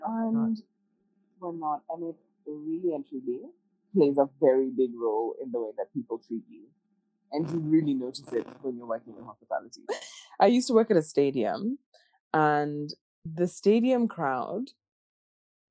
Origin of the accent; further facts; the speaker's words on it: Kenya; now in Australia; I'm Kenyan. I'm from Kenya.